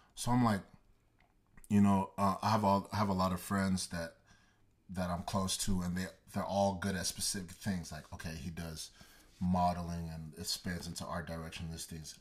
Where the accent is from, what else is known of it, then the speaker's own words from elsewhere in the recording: Dallas, Texas, United States; also born or lived in Nigeria; I was born and raised in Dallas, Texas, Garden specifically, and, um, I'm Nigerian, uh, Igbo boy